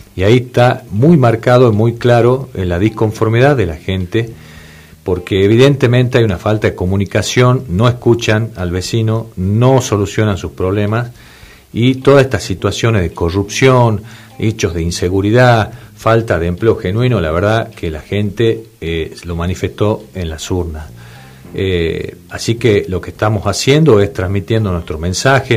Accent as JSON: {"language": "Spanish", "region": "Salta", "country": "Argentina", "said": "yo soy de Salta Capital"}